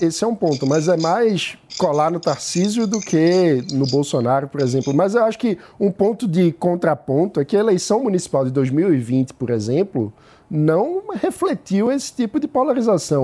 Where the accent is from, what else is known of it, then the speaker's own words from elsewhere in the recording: Pernambuco, Brazil; Eu sou pernambucano, né? eu ia em todos os clássicos com meu pai, quando eu era criança